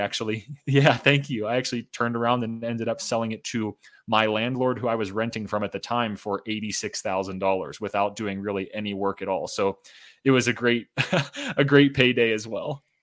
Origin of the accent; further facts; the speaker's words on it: Pittsburgh, Pennsylvania, United States; moved away as an adult; also born or lived in Boulder, Colorado; I got my start in real estate in my hometown, home city of Pittsburgh, Pennsylvania.